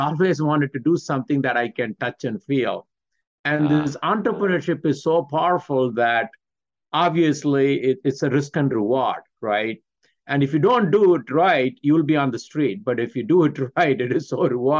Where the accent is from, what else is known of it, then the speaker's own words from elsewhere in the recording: Michigan, United States; I'm from Michigan